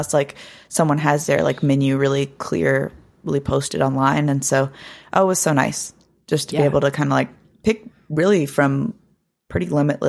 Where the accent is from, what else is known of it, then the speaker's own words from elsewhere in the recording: Blue Ridge Mountains, United States; But people will often describe the same thing particularly about where I'm from the Blue Ridge Mountains, that area just feels magical.